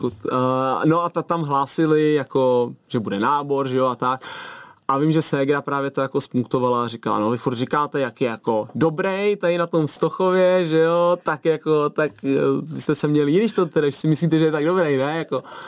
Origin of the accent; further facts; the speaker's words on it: Tuchlovice, Central Bohemian Region, Czechia; my jsme z Tuchlovic vlastně, nebo táta pochází z Tochova, máma z Tuchlovic, mm-hmm. teď jsme v Tuchlovicích celý život tam jsem